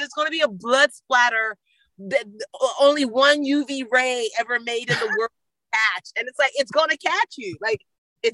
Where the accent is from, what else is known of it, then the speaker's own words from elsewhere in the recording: Nigeria; I can observe it from being a Nigerian, like estate planning with white parents is probably very different than estate planning with Nigerian parents.